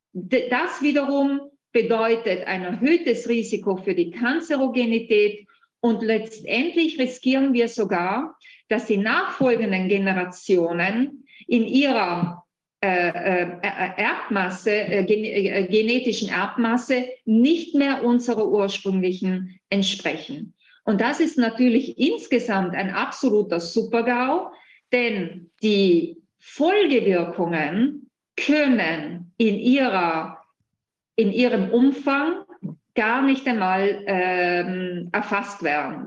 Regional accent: Italy; bei uns in Italien

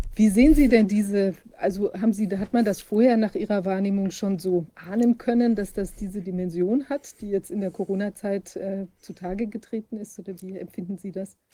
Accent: Freiburg, Baden-Württemberg, Germany; Ich bin ja in Freiburg geboren, tatsächlich auch aufgewachsen

